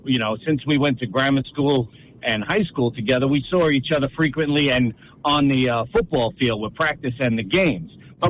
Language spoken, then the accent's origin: English; Union City, New Jersey, United States; I grew up down on 11th Street and Summit Avenue over the Leonard's Army and Navy store. And then we moved up to 22nd Street in between New York and Palisade, right around the block from the reservoir.